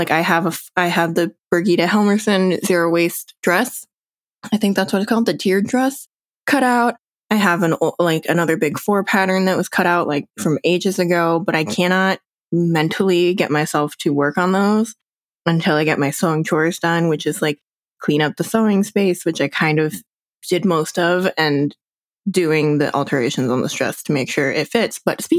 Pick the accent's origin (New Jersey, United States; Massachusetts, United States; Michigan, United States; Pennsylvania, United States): New Jersey, United States; And I would do the same thing of like, I'm from New Jersey. What do you want?